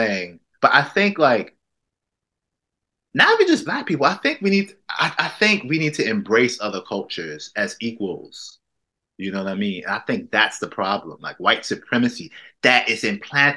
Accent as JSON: {"language": "English", "country": "United States", "moved": "yes", "lives_now": "Manchester, United Kingdom", "said": "I'm Black American"}